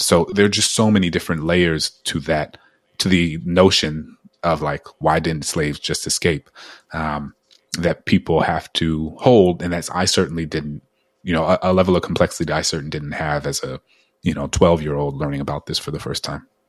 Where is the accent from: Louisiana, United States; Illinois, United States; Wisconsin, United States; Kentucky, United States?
Louisiana, United States; New Orleans; growing up in New Orleans as a kid